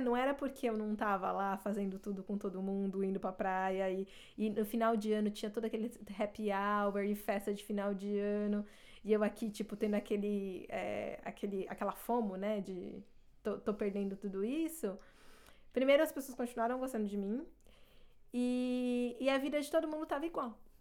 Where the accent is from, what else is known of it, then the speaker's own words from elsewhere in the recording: Brazil; first language Portuguese; moved away as an adult; now in Canada; quando eu mudei para o Canadá, meu inglês era avançado e meu português era fluente